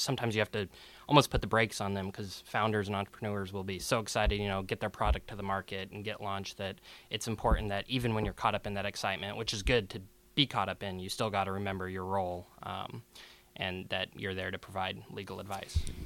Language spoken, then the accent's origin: English; Seattle, Washington, United States; I was born and raised here in Seattle